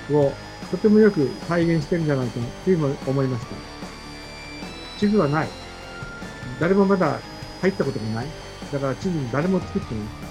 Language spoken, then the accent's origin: Japanese; Sapporo, Hokkaido, Japan; moved away; 札幌出身です。